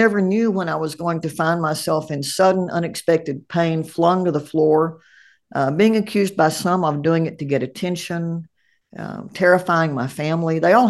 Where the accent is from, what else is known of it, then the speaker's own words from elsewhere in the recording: Appalachia, United States; I grew up in Appalachia. We feel good. We feel bad. That's it.